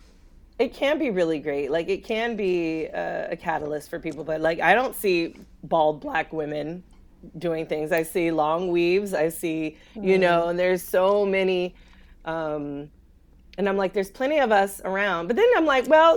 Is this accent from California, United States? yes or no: yes; California, United States; now in the South, United States; I grew up in California